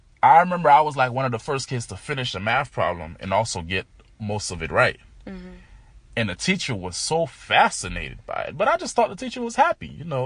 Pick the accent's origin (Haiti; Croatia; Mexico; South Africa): Haiti; Port-au-Prince, Ouest; moved away; I was born in Port-au-Prince, but I didn't go out the country much.